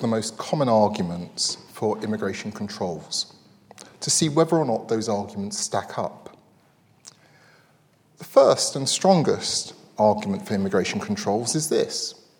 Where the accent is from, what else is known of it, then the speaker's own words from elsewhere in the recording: United Kingdom; we British